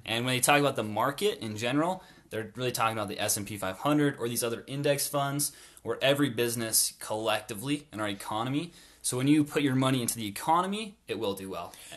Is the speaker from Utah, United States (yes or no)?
yes; North Logan, Utah, United States; I grew up in North Logan as well went to a North Park Elementary School